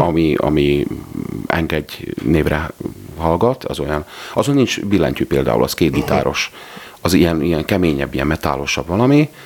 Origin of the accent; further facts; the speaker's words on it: Dióspatony, Trnava Region, Slovakia; én Diospatonyiból származom